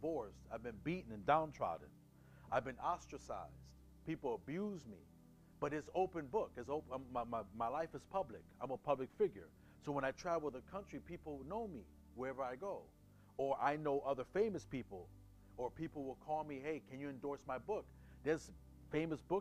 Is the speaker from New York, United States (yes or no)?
yes; New York City, New York, United States; moved away; I'm from Brooklyn